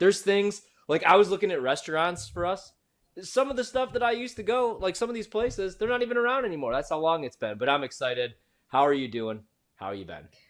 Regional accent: Chicago, Illinois, United States; now in Washington, D.C., United States; I'm from Chicago

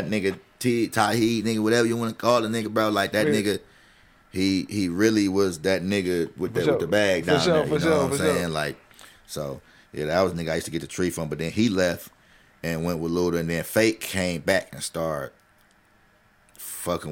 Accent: Detroit, Michigan, United States; also born or lived in Montgomery, Alabama; I was from Detroit

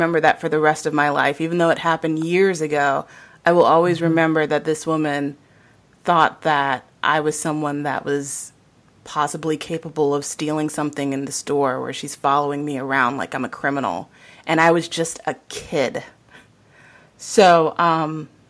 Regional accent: Virginia Beach, Virginia, United States; also born or lived in Portsmouth, Virginia; I'm born and raised in Virginia, born in Portsmouth, raised in Virginia Beach

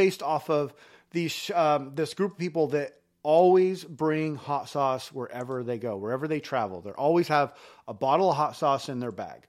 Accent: Elmira, Oregon, United States; also born or lived in Idaho; after we moved from Idaho, I moved down to a little spot like right outside of Eugene called Vinita, Elmira

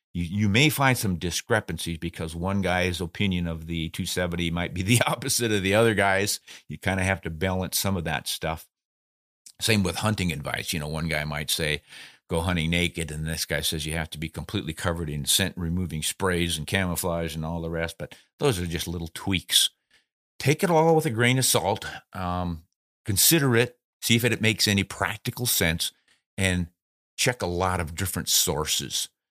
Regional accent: South Dakota, United States; I grew up in South Dakota

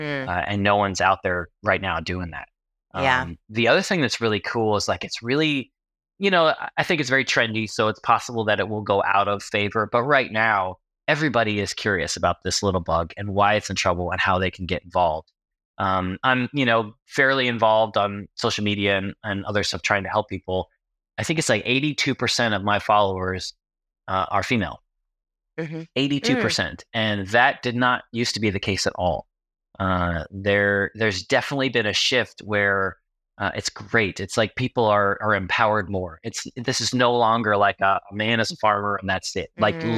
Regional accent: New York, United States; also born or lived in Los Angeles; now in Tennessee, United States; So I grew up in New York, was working in the film business and then firefighting in LA, and then got married and we decided to move to Tennessee to be closer to some family members

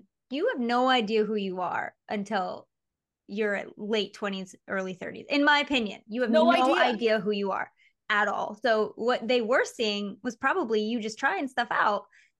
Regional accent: Michigan, United States; moved away as an adult; but even like me before I became a mom, and me before I moved to freaking LA when I was 20, growing up in Michigan, it's so far.

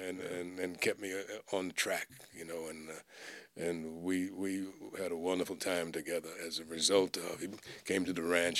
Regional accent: New York City, New York, United States; I grew up actually in New York City, so I'm a city boy.

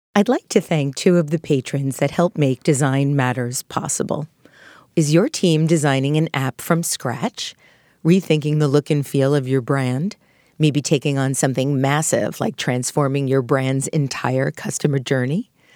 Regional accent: Long Island, New York, United States; as I was growing up on Long Island

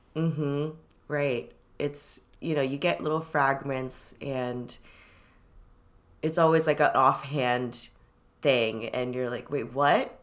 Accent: Irvine, California, United States; also born or lived in Shanghai, China / Los Angeles, California / San Gabriel Valley, California; now in Brooklyn, United States; We first landed in L A, in Inglewood, And then we sort of, like, moved around the suburb, San Gabriel Valley. And then when I was seven, we ended up in Irvine, and that's where I was until, until college

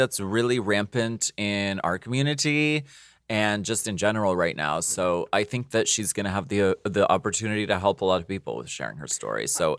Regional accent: New York, United States; I'm Italian. New York Italian.

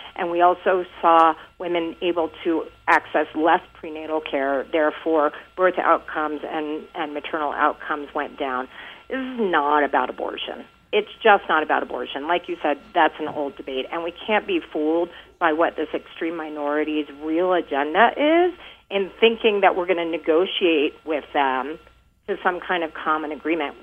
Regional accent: Texas, United States; I'm from Texas

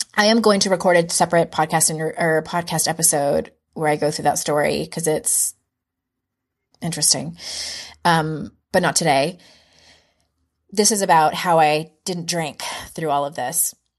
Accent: San Diego, California, United States; moved away as an adult; now in North Carolina, United States; I'm from San Diego, and that's where he lived. And, um, we moved to North Carolina a couple of years ago.

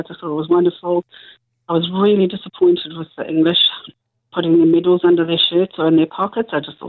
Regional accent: South Africa; I'm South African

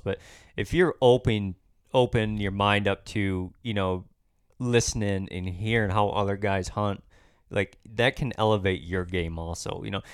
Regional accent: Michigan, United States; here in my home state

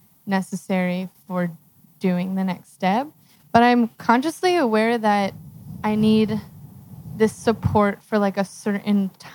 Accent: Philadelphia, Pennsylvania, United States; I'm from Philadelphia. I'm moving across to here, across the country in 6 weeks.

